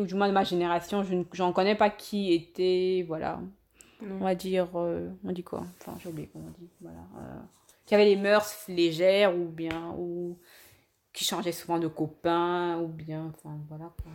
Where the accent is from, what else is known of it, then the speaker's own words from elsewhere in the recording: Yaoundé, Centre, Cameroon; moved away as an adult; now in Germany; je suis né, j'ai grandi à Yaoundé